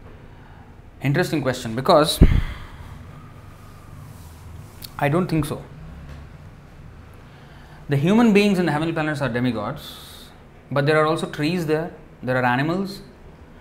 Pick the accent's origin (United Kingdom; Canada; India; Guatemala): India; now in Singapore; I come from India.